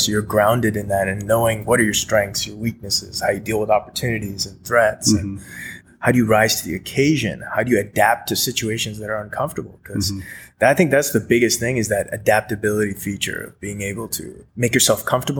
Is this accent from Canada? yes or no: yes; Toronto, Ontario, Canada; moved away as an adult; also born or lived in India; now in California, United States; we moved to Toronto, Canada, and that's where I grew up.